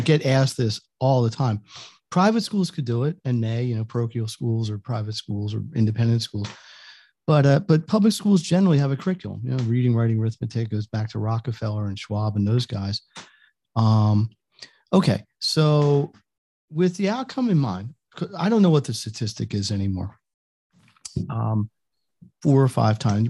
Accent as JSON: {"language": "English", "region": "Northeast", "country": "United States", "said": "I'm from the Northeast"}